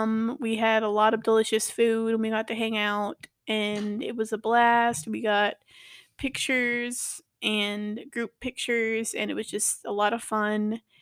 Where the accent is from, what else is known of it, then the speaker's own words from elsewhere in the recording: Marietta, Georgia, United States; So I'm from Marietta. So it's like an hour drive from where we're at.